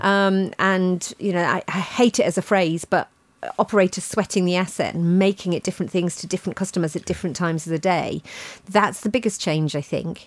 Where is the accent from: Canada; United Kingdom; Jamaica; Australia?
United Kingdom; Ealing, London; my hometown of, of Ealing